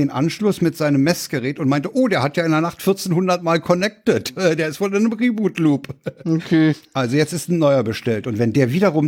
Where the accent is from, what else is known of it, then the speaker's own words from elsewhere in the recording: Berlin, Germany; Ich bin ja in Reinickendorf aufgewachsen.